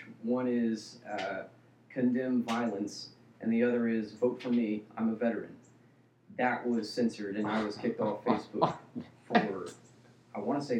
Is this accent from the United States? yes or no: yes; Orlando, Florida, United States; I grew up here in Orlando, actually.